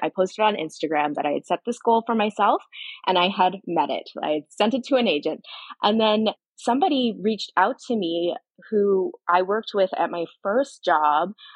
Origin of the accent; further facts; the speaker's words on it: Barry's Bay, Ontario, Canada; moved away as an adult; also born or lived in Australia; now in Toronto, Canada; I grew up down a dirt road in the bush on a lake